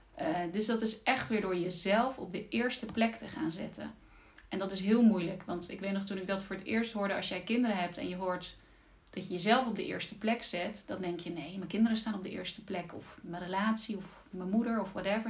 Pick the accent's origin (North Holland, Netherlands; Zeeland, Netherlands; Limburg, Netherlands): Zeeland, Netherlands; Zeelandic Flanders, Netherlands; moved away as an adult; also born or lived in Amsterdam; Ik ben zelf eh, opgegroeid in uh, Zeeuws-Vlaanderen